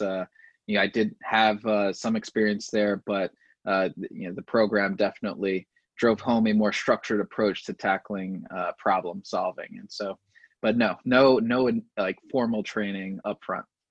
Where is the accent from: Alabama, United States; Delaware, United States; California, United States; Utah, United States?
Delaware, United States; I'm from Delaware, yeah. uh, but no, the state.